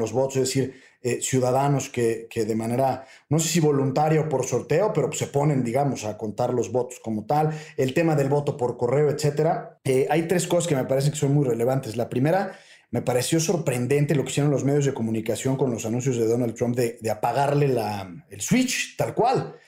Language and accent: Spanish; Mexico; para nosotros eh, como mexicanos